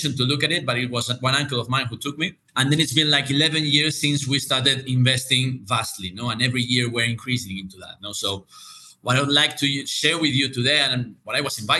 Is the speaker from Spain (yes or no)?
yes; Spain; I'm from Spain